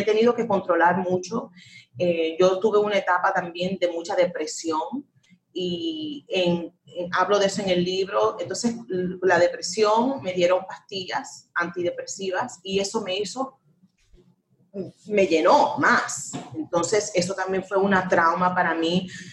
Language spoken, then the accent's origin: Spanish; United States; un país, mi país, donde yo nací, donde que yo quiero